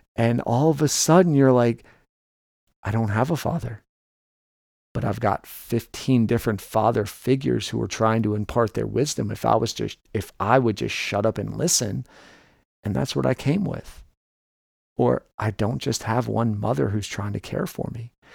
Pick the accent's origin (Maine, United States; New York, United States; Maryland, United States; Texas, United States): New York, United States; New York City; moved away; also born or lived in Delaware; I grew up in New York City